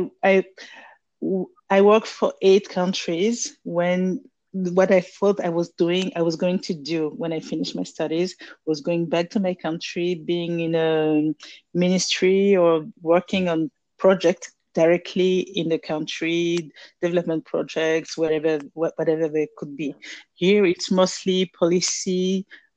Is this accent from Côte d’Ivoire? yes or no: yes; Abidjan, Côte d’Ivoire; moved away as an adult; also born or lived in France; now in Dakar, Senegal; I'm from Abidjan, Ivory Coast, Côte d'Ivoire. And I left my country to study in France in 1999.